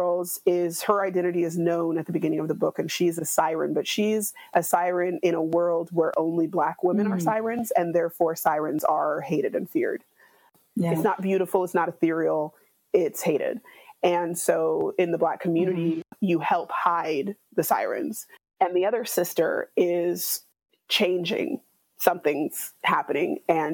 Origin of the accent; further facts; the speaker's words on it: West Coast, United States; as a Black American who was raised on the West Coast